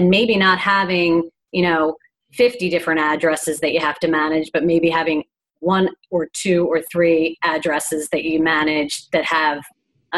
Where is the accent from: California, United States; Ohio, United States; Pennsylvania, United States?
Pennsylvania, United States; Philadelphia; also born or lived in Florida; we're from Philly